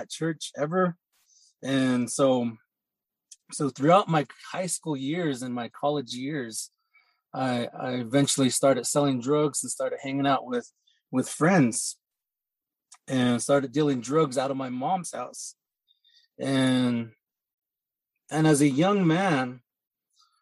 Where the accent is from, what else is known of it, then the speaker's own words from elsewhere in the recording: north of Chinle, Arizona, United States; I grew up on the Navajo Reservation, a little bit north of Chinle, Arizona